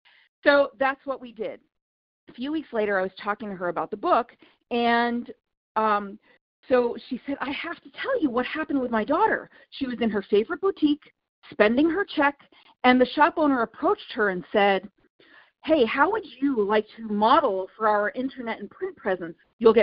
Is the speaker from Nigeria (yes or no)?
no; India; So I'm very familiar with your work because I'm from India.